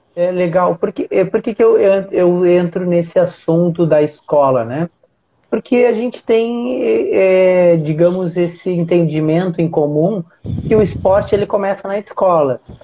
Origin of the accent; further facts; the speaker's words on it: Uruguaiana, Rio Grande do Sul, Brazil; eu sou do Rio Grande do Sul, eu sou do interior, sou de Uruguaiana, minha cidade é bem pequenininha